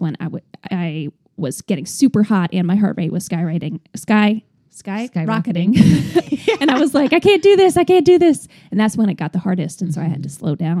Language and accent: English; New York, United States; I'm also from New York.